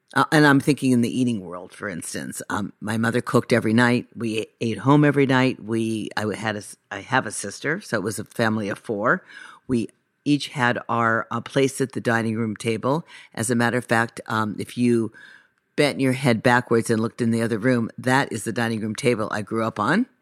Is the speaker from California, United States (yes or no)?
yes; Los Angeles, California, United States; also born or lived in Encino; I was born in Sherman Oaks